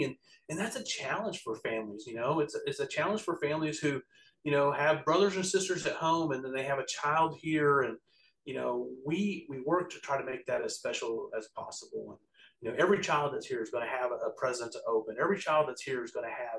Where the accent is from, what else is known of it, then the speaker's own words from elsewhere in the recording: Altus, Oklahoma, United States; I was born in Altus and I grew up in Western Oklahoma